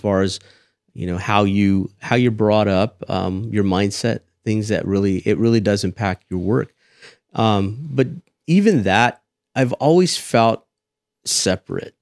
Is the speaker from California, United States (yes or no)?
yes; Selma, California, United States; moved away as an adult; also born or lived in Fresno, California / Texas; I grew up in Selma, born and raised